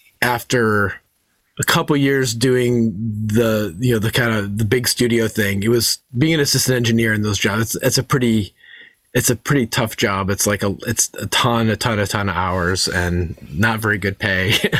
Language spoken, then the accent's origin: English; Chicago, Illinois, United States; also born or lived in Ohio / Detroit; I grew up a little kind of like around the Midwest. I was born in Ohio. We lived in Detroit for a while, and then Chicago. We moved to Chicago when I was about 12.